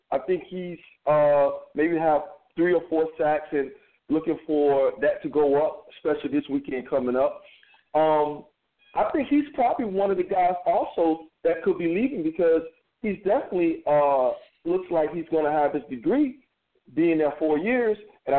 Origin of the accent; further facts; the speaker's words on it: Dade County, Florida, United States; born and raised in Dade County.